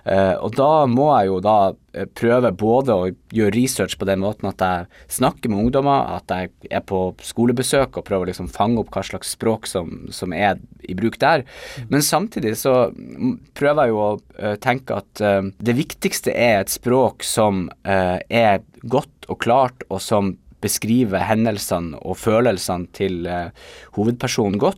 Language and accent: Norwegian; Nordland, Norway; accent: Bodø dialect; now in Tromsø, Norway; min dialekt som jo er Bodø-dialekter, som etter hvert er blitt litt utvanna av en god del år eh, som jeg har bodd i Tromsø.